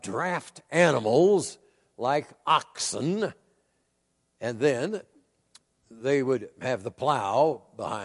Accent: Iowa, United States; I grew up in Iowa, which is a farm state

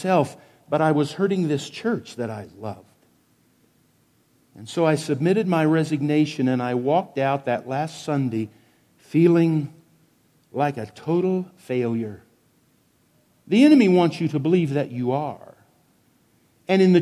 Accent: Wichita, Kansas, United States; I was a 14-year-old city kid growing up in Wichita, Kansas

